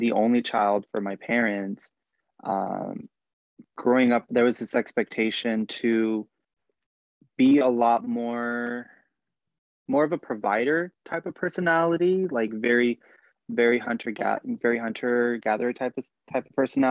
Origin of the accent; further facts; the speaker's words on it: Bakersfield, California, United States; I grew up in Bakersfield, which is a lot, you know, Bakersfield, California